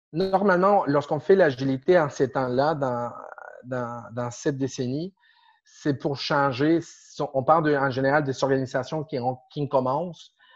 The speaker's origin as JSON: {"language": "French", "country": "Argentina", "second_language": "French", "moved": "as an adult", "lives_now": "Montreal, Canada", "said": "Je viens d'Argentine. De, de, euh, déjà déjà 15 ans ici"}